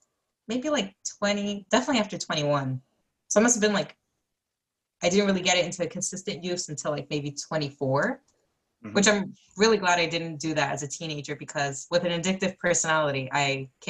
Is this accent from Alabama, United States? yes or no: no; New York, United States; No, I'm from New York.